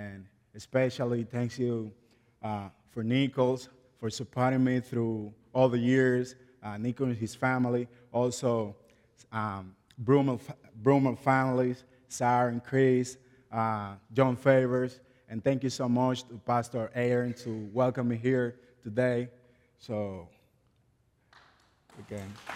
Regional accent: Guerra, Distrito Nacional, Dominican Republic; English is a second language; moved away; also born or lived in La Romana, Dominican Republic; I was born and raised in Dominican Republic

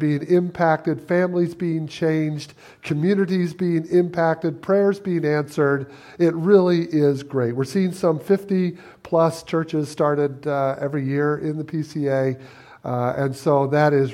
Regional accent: Michigan, United States; moved away as an adult; now in Chicago, United States; We were raised in Michigan

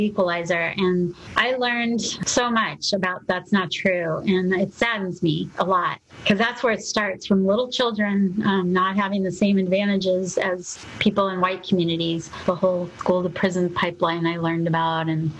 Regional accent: Arizona, United States; also born or lived in Louisiana; I grew up primarily in Arizona, a little bit in Louisiana

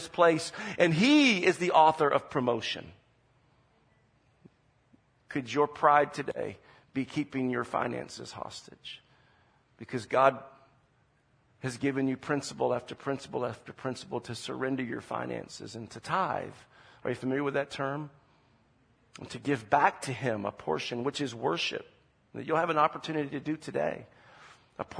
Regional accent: Charleston, South Carolina, United States; moved away as an adult; also born or lived in Omaha, Nebraska; now in San Jose, United States; we're originally from Charleston, South Carolina, and that's where we spent most of our life, except for a little bit of time in Omaha, Nebraska

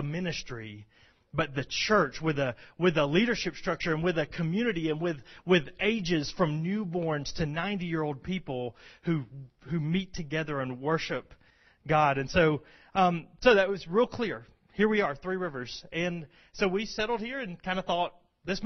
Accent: Rome, Georgia, United States; also born or lived in Birmingham, Alabama; I'm from Rome.

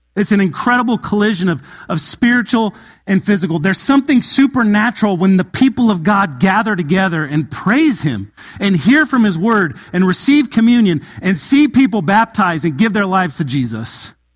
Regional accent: Southern California, United States; moved away; I come from Southern California and I lived in an area called the high desert

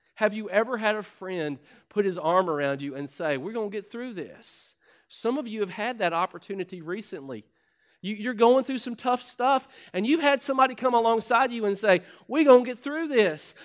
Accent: Kentucky, United States; I'm from Kentucky. We're outhousing corn cob people.

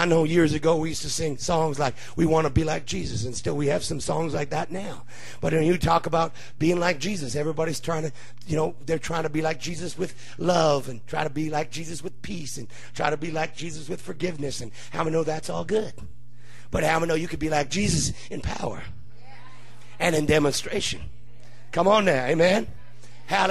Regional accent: Hamilton, Ontario, Canada; I was born in Hamilton, Ontario. I am a Canadian

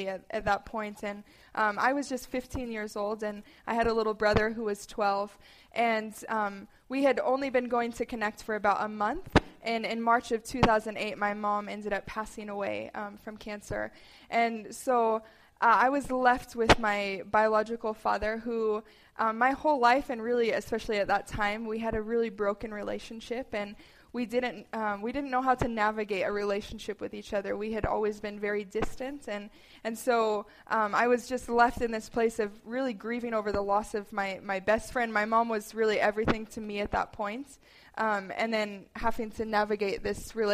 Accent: Bozeman, Montana, United States; I grew up in Bozeman, Belgrade area.

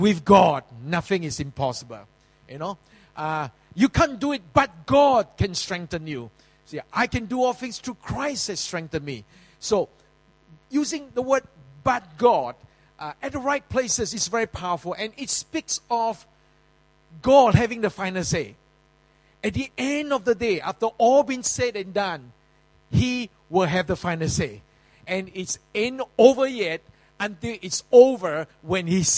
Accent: Singapore; in the early days in Yio Chu Kang Road, I was living in Yio Chu Kang Kampong

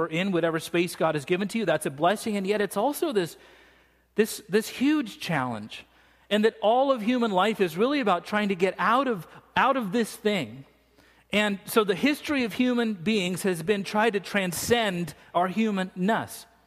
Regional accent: United States; I'm from America.

